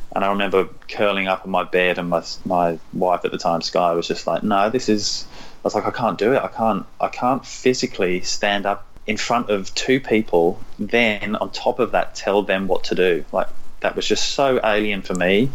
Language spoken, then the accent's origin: English; London, United Kingdom; moved away as an adult; also born or lived in Norfolk; now in Australia; So I was born in London, uh, I was there for a number of years, and then kind of we got further and further away from London, but still sort of in and around London.